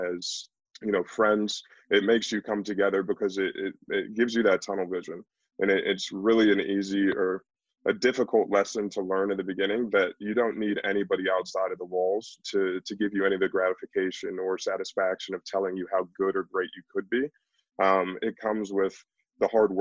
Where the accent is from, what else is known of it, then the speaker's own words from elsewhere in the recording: Canton, Ohio, United States; also born or lived in Pittsburgh; They moved back to my hometown at the same time as I did